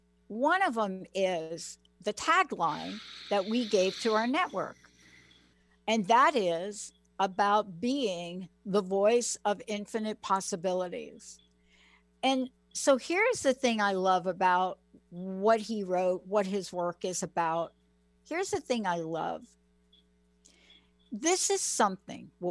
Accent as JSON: {"language": "English", "town": "New York City", "region": "New York", "country": "United States", "moved": "yes", "lives_now": "Seattle, United States", "said": "I'm this kid from the Bronx that moved to Seattle"}